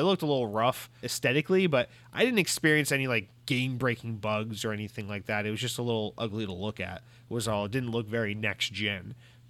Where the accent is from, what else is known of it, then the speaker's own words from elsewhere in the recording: New Jersey, United States; Because I am from New Jersey, and I do plan on threatening these people.